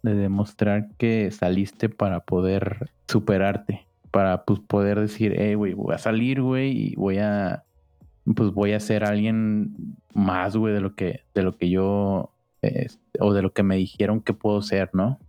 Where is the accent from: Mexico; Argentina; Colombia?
Mexico; Cancún, Quintana Roo; now in Sinaloa, Mexico; crecimos en Cancún, Quintana Roo